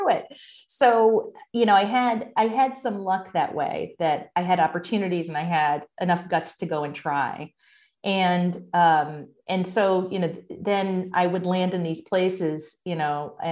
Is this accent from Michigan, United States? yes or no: no; Bristol, Connecticut, United States; moved away as an adult; also born or lived in Boston; I grew up in Bristol, Connecticut, which was when I, at the time I was growing up, it was a factory town